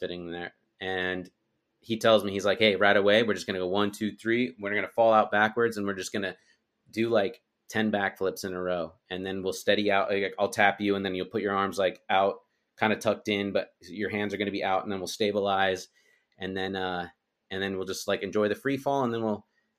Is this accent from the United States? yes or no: yes; Utah, United States; moved away; also born or lived in Texas; At the time I lived in Texas, but I'm from Utah